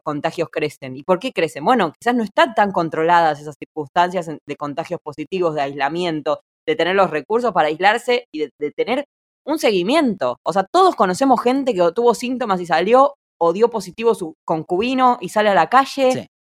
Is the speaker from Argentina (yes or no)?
yes; Argentina; moved away as an adult; now in Auckland, New Zealand; nací en Argentina, pero en Auckland, Nueva Zelanda desde hace seis años